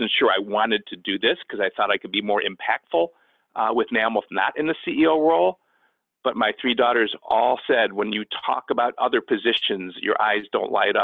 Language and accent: English; Cleveland, Ohio, United States; moved away as an adult; now in Chicago, United States; I grew up in Cleveland, Ohio